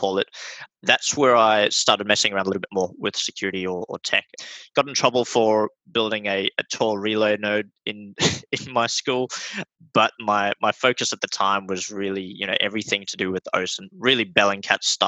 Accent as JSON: {"language": "English", "country": "South Africa", "tie": "born or raised there", "also_born_or_lived": "Australia", "moved": "yes", "lives_now": "Melbourne, Australia", "said": "I grew up in South Africa. I was homeschooled. And when we came over to Australia, I was homeschooled as well"}